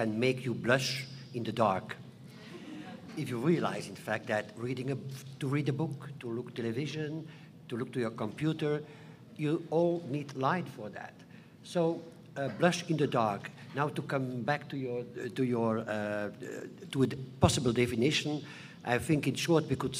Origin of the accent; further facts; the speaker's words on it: Flanders, Belgium; I'm also coming from a schizophrenic country, Belgium. We have two communities, the Flemish part. I am from the Flemish part.